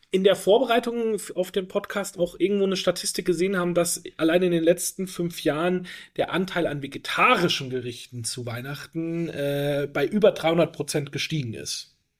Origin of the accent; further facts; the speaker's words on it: Franconia, Bavaria, Germany; ich komme traditionell auch eher aus der Brühe-Ecke als Franke